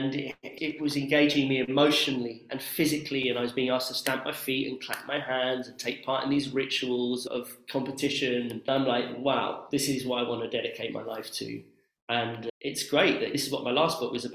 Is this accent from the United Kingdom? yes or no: yes; Oxford, South East England, United Kingdom; my hometown of Oxford